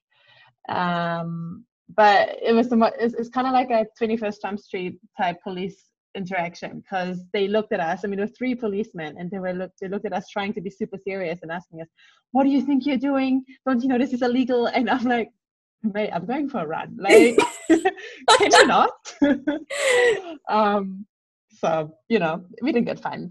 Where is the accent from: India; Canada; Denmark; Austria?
Austria; moved away as an adult; also born or lived in New Zealand; I'm back in my home country in Austria